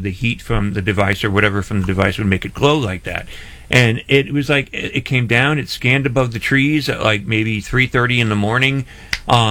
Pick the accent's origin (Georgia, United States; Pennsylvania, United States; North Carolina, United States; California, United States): Pennsylvania, United States; Scranton; moved away as an adult; now in Tampa Bay, United States; I'm originally from Scranton